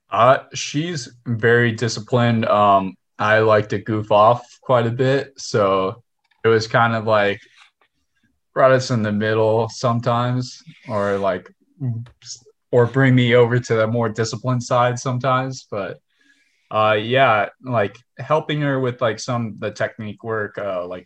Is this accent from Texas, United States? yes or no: yes; Houston, Texas, United States; It was rough because we had a bunch of like fast swimmers here in Houston, but then once we got uh like older and we started going to national meets, it's like oh, there's more than just Texas swimmers that are fast.